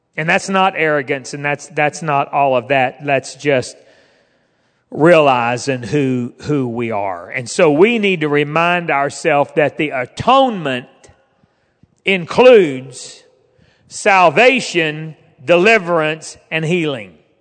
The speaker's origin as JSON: {"language": "English", "town": "Fort Smith", "region": "Arkansas", "country": "United States", "tie": "born or raised there", "also_born_or_lived": "West Virginia / Alexandria", "moved": "as an adult", "said": "I grew up in Fort Smith"}